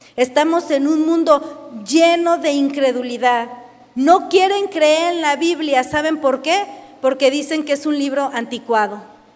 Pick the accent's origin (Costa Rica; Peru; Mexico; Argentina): Mexico